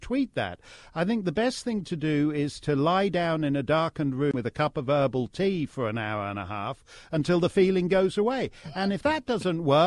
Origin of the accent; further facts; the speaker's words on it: Canada; as a Canadian